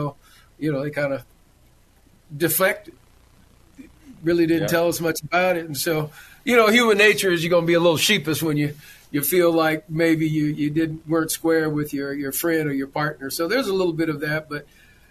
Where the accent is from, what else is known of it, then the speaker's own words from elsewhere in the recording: Southern California, United States; now in Arizona, United States; when I'm from Southern California